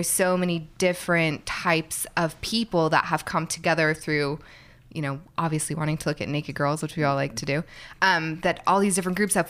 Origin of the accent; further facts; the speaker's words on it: Bay Area, California, United States; moved away as an adult; also born or lived in New York / San Francisco; now in Los Angeles, United States; I grew up in the Bay Area